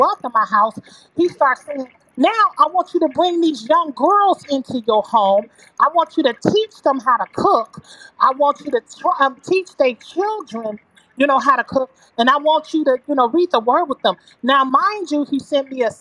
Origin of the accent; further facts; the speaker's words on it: Michigan, United States; also born or lived in Chicago; now in Illinois, United States; I grew up in Michigan where my family were drug dealers